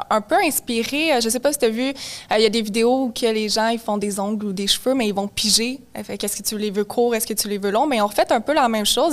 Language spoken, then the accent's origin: French; Mirabel, Quebec, Canada; je viens de Mirabel à Rive-Nord